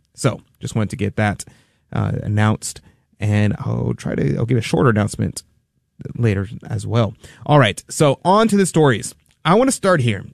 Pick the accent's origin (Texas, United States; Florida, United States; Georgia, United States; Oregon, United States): Texas, United States; here, Texas